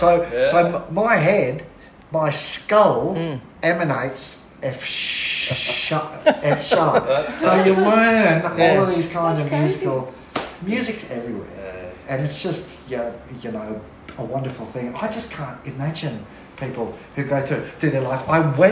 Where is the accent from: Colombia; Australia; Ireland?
Australia; Fingal Bay, New South Wales; also born or lived in Nelson Bay; Mike and I grew up in Fingal.